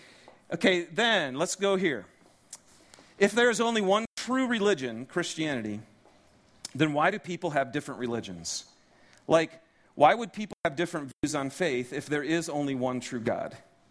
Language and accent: English; Detroit, Michigan, United States; I'm from Detroit originally, and we have some video footage of some of the religious leaders in the Detroit community that we had done with my church back there